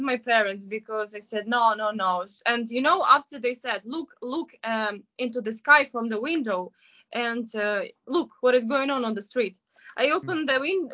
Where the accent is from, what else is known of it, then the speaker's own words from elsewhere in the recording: Kyiv, Ukraine; moved away as an adult; now in Shanghai, China; I'm from Kiev